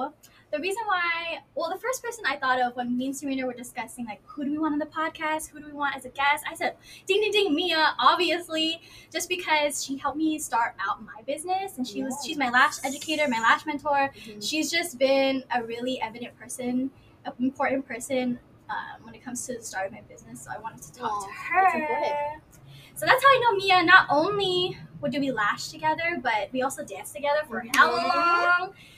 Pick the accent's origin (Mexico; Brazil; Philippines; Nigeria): Philippines; So when it comes to like leaving home, I know we're Filipino.